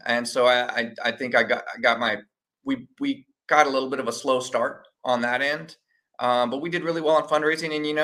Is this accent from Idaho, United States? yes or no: no; San Antonio, Texas, United States; also born or lived in Austin; grew up here in San Antonio